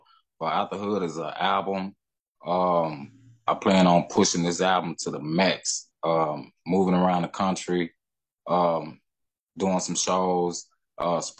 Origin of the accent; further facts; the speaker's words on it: Temple, Texas, United States; My hometown, Temple, Texas, the whole Texas